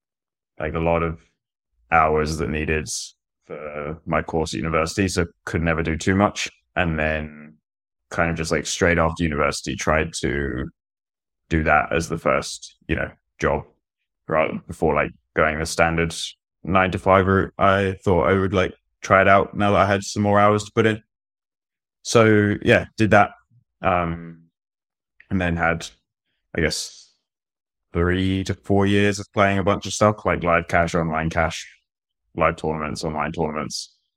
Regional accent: Brighton, South East England, United Kingdom; I'm from Brighton, in the UK.

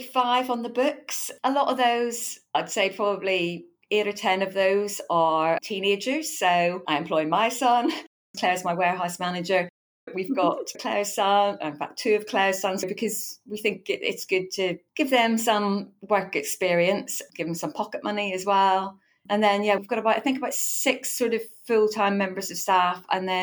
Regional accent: Northern Ireland, United Kingdom; now in Eastbourne, United Kingdom; The accent may not immediately give that away because I'm from Northern Ireland originally.

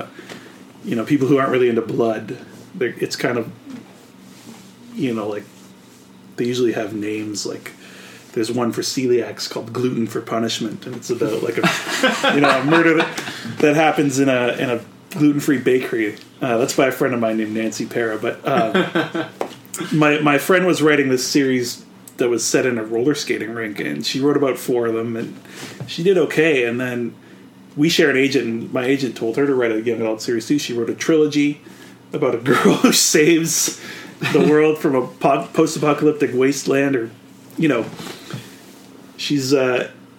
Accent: Canada; I'm a Canadian

